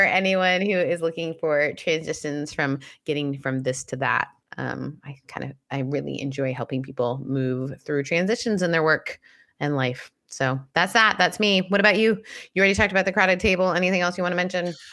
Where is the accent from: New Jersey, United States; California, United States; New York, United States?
California, United States; Southern; I'm from Southern California